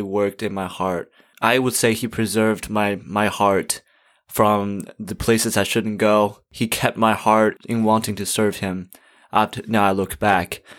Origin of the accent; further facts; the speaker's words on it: China; moved away; I'm from China. I grew up in a Christian home